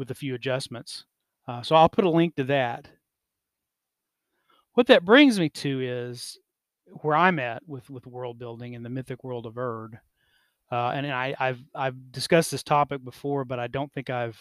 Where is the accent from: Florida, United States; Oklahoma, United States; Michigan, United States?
Oklahoma, United States; growing up in Oklahoma, as part of Native families and communities